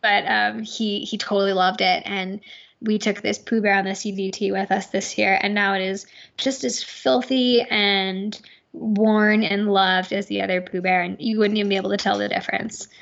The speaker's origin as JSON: {"language": "English", "region": "New York", "country": "United States", "moved": "yes", "lives_now": "Crested Butte, United States", "said": "we're from New York"}